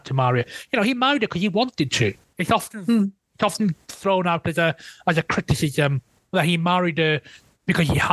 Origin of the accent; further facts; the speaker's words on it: Welsh-speaking Wales, United Kingdom; I'm mixed race, but I come from Welsh-speaking Wales.